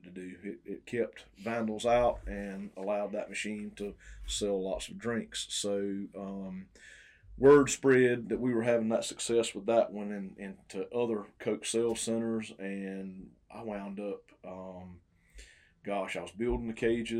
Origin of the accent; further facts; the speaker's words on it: Twin City, Georgia, United States; also born or lived in Nashville, Tennessee; Born and raised in Emanuel County, grew up in Twin City, went to ECI